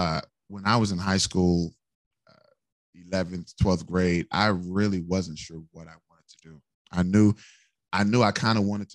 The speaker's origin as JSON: {"language": "English", "town": "Missouri City", "region": "Texas", "country": "United States", "tie": "born or raised there", "also_born_or_lived": "The Woodlands, Texas", "said": "I grew up in Sugarland"}